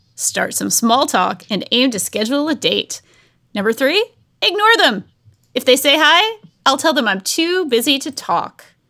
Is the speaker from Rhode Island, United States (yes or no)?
yes; Rhode Island, United States; I'm from Rhode Island.